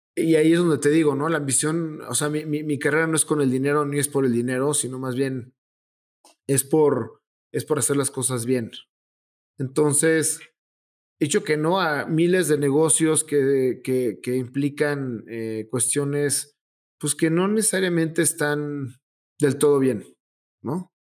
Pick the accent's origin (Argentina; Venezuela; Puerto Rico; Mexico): Mexico